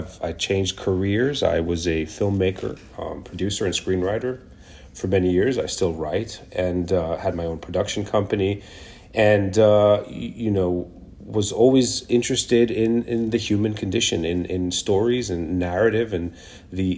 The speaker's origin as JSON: {"language": "English", "country": "Kenya", "tie": "born or raised there", "also_born_or_lived": "Israel", "moved": "yes", "lives_now": "New York, United States", "said": "I was born in Israel, but grew up in Kenya and came here as an immigrant many years ago in the 90s."}